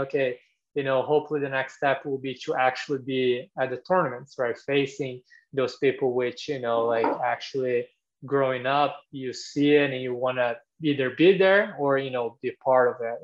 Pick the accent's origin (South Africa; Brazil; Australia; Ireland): Brazil; moved away as an adult; now in United States; I'm from Brazil originally